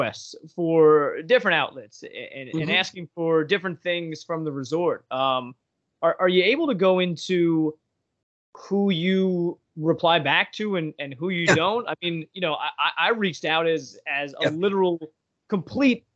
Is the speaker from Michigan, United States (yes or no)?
no; Long Island, New York, United States; I grew up on Long Island.